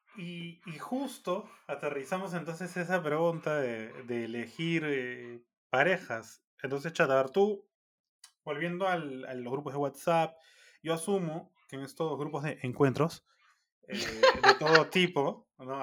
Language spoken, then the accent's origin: Spanish; Peru; como peruanos